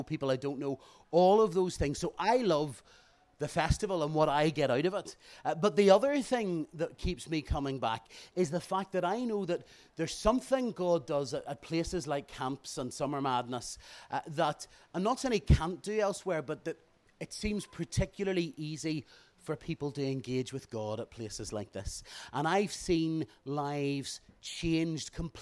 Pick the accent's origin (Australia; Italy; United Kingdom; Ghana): United Kingdom; Bangor, Northern Ireland; I'm from Bangor